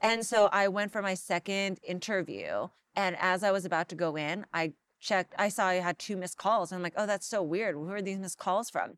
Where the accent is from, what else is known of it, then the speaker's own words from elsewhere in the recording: Los Angeles, California, United States; I grew up here in Los Angeles